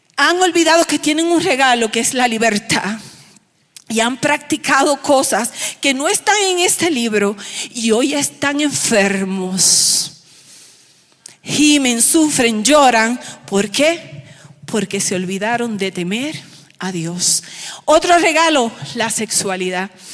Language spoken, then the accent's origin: Spanish; Aibonito, Puerto Rico; born or raised there